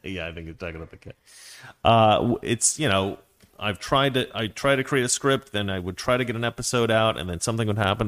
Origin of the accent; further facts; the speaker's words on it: United States; as an American culture